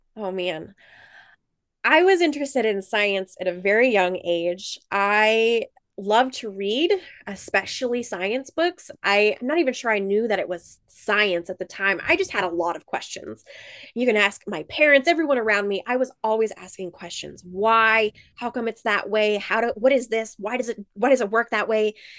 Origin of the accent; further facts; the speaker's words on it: United States; moved away as an adult; also born or lived in South Dakota / Montana / California / Georgia; I'm originally from South Dakota and Montana. I grew up in, uh, very rural areas out in the country